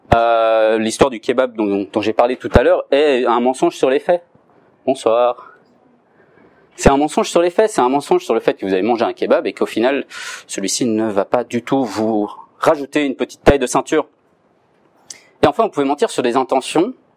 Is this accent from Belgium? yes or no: yes; Belgium; Je suis belge, j'habite en Belgique, mais j'étudie à Paris